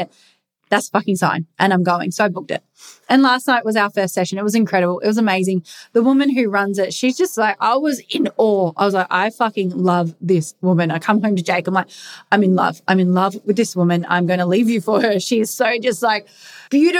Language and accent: English; England, United Kingdom; I'm English